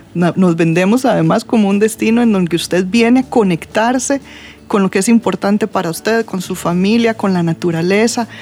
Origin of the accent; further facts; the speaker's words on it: Costa Rica; nosotros como costarricenses